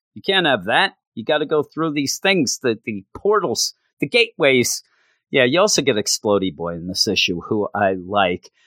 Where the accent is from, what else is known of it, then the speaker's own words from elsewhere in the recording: East Coast, United States; I am from the East Coast. East Coast forever